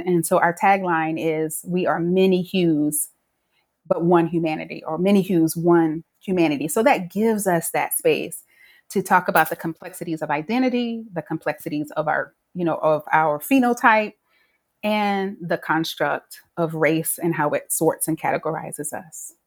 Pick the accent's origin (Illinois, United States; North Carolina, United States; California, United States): North Carolina, United States; I grew up in North Carolina